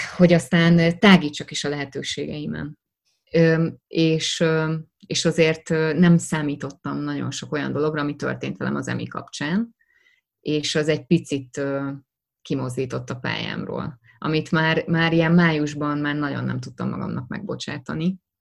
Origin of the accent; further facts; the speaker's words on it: Hungary; first language Hungarian; nekem magyar az anyanyelvem